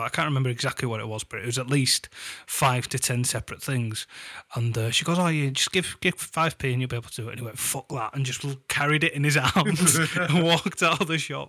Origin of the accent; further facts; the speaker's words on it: Yorkshire and the Humber, United Kingdom; I'm from Yorkshire, mate. I'm the northern one